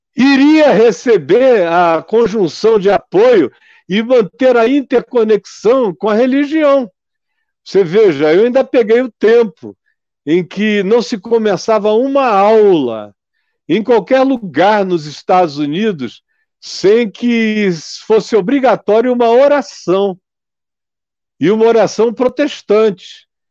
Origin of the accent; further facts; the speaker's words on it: Amazonas, Brazil; Eu sou amazonense